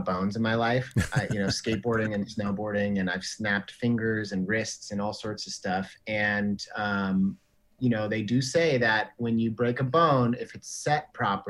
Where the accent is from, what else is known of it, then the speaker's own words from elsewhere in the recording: United States; moved away as an adult; also born or lived in California; now in New Zealand; I was born in America, but I've been coming back and forth to New Zealand